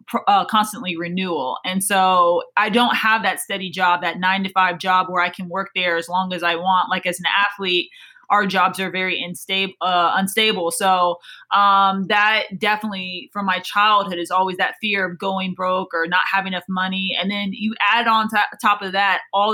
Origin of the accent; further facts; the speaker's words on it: Des Moines, Iowa, United States; moved away as an adult; also born or lived in Louisiana; I grew up in Des Moines, Iowa, it's not really the track mecca